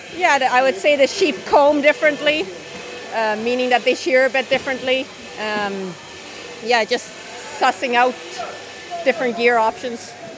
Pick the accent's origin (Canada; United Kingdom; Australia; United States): Canada; I'm from Canada